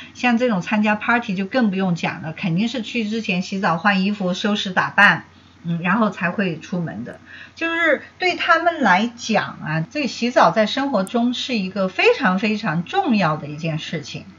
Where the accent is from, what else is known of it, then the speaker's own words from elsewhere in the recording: China; 我们中国人